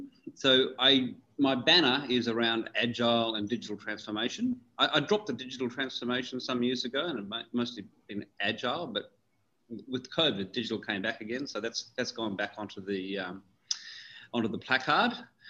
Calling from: Dubai, United Arab Emirates; I'm calling from beautiful Dubai.

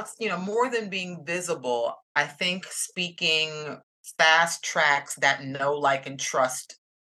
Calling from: Atlanta, Georgia, United States; I'm coming from Atlanta, Georgia in the United States, southeastern U.S.

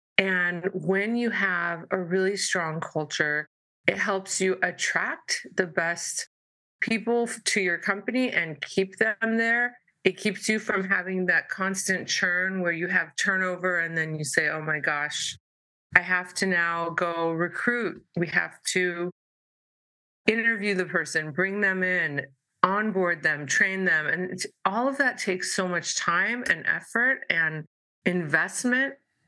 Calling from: San Diego, California, United States; And I am Zooming from San Diego, California.

